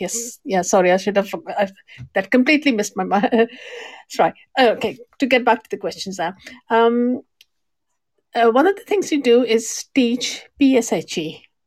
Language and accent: English; Pakistan; I'm from Pakistan as well.